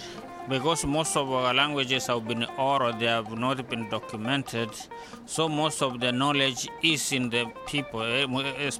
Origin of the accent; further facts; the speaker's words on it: Kisii, Kisii County, Kenya; first language Kisii (Ekegusii); English is a second language; now in Massachusetts, United States; My native language is Kisi. I was born in Kisi, where people speak Kisi. And then the national language is Swahili, whereby that is the language that unifies people as a nation. And then English is the language of education.